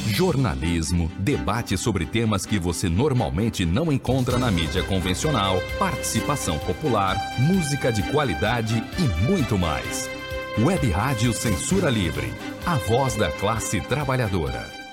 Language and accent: Portuguese; São Gonçalo, Rio de Janeiro, Brazil; nasci no Alcântara. Uma alegria de ter crescido ali no Alcântara, no Jardim Alcântara